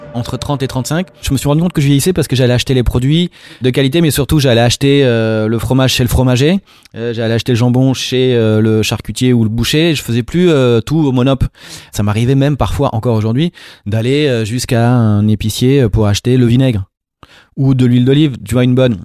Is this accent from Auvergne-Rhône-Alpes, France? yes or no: no; Marseille, Provence-Alpes-Côte d'Azur, France; je viens de Marseille, mon père est juif berbère d'Algérie, et ma mère marseillaise